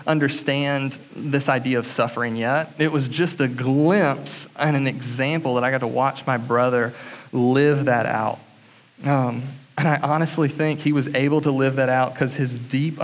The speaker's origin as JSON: {"language": "English", "town": "Atlanta", "region": "Georgia", "country": "United States", "tie": "born or raised there", "said": "I was raised in Atlanta, Georgia, a little southeast of Atlanta, Georgia, suburbs, to a great family"}